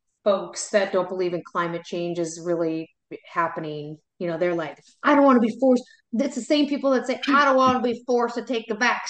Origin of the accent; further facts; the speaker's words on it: the South, United States; accent: Southern; Because of my Southern accent.